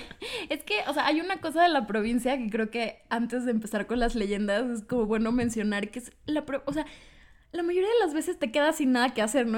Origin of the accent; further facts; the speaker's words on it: Cancún, Quintana Roo, Mexico; now in Mexico City, Mexico; Yo soy del, del bello estado de Quintana Roo, soy de Cancún